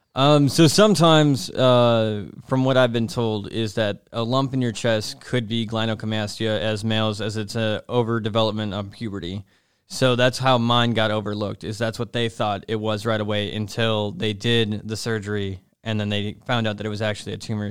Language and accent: English; Nashville, Tennessee, United States; moved away; I'm from, uh, Nashville, Tennessee